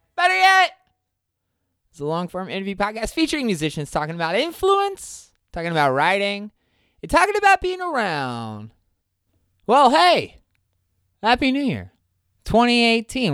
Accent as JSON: {"language": "English", "region": "New Jersey", "country": "United States", "tie": "born or raised there", "moved": "yes", "said": "my hometown in New Jersey"}